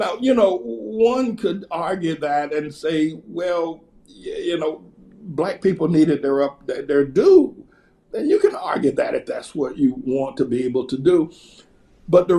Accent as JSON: {"language": "English", "region": "North Carolina", "country": "United States", "tie": "born or raised there", "said": "I was picking cotton in North Carolina"}